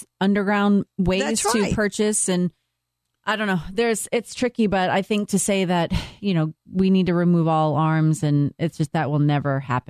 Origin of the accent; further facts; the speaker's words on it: Boston, Massachusetts, United States; Yeah, I'm from Boston.